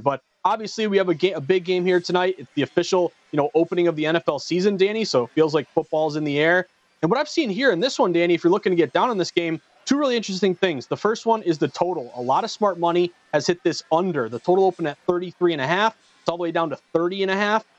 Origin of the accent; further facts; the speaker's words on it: Massachusetts, United States; Massachusetts, my home state. I'm based in Boston.